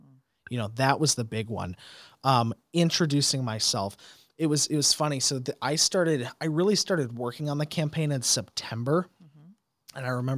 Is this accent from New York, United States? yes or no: no; De Pere, Wisconsin, United States; This is the district I grew up in. Mm-hmm. I mean, you know, I was raised on South Michigan Street.